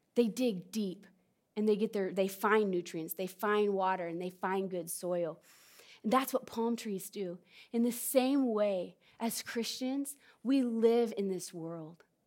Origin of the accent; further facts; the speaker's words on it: California, United States; moved away; also born or lived in Southern Oregon; I'm from Southern Oregon. Not originally, I'm from California, but I've lived in Southern Oregon